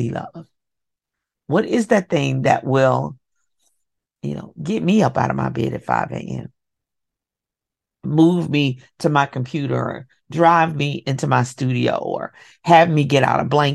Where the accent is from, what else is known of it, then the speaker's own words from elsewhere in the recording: Kentucky, United States; I'm from Kentucky.